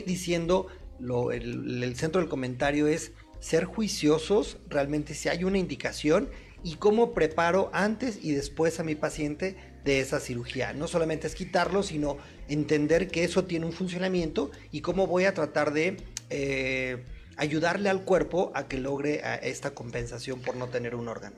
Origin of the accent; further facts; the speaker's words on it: Guanajuato, Mexico; yo, soy de Guanajuato, yo soy de provincia